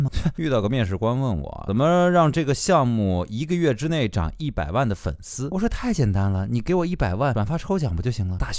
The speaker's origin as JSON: {"language": "Chinese", "region": "Hunan", "country": "China", "tie": "born or raised there", "said": "我生在湖南，我爸爸是山东人，妈妈是福建人，我从小看着新闻联播学。学着普通话长大的行不行？"}